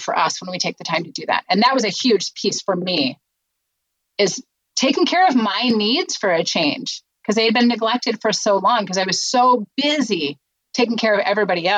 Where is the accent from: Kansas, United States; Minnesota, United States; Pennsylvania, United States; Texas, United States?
Minnesota, United States; now in Cincinnati, United States; I grew up in Minnesota